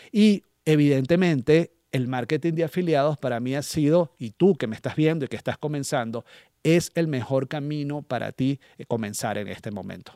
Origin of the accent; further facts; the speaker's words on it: Venezuela; moved away; estando en mi país de origen